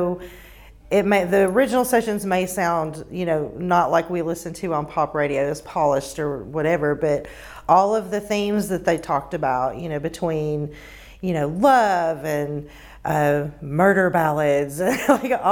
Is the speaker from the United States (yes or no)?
yes; Bristol, United States; I'm from Bristol originally